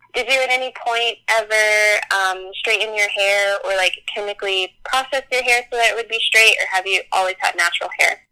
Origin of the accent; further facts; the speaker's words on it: Charlotte, North Carolina, United States; I'm from Charlotte, North Carolina.